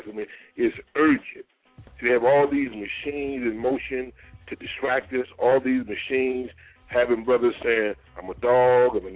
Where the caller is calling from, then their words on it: New Jersey, United States; I'm calling from New Jersey.